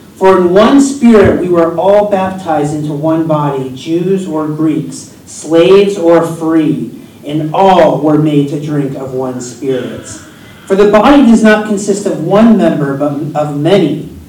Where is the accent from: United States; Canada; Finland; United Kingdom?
United States; Yes, I'm from the United States, and I love the summer in the U.S., but I've lived here longer than anywhere I've ever lived in my whole life. Even as a kid, I moved around a lot